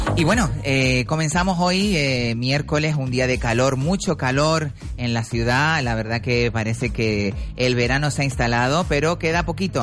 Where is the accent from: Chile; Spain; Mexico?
Spain; Canary Islands; somos canarios